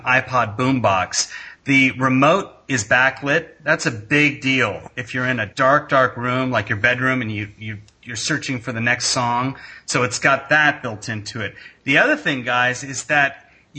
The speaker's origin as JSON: {"language": "English", "region": "Indiana", "country": "United States", "tie": "born or raised there", "moved": "yes", "lives_now": "California, United States", "said": "I grew up in the Midwest, in Indiana."}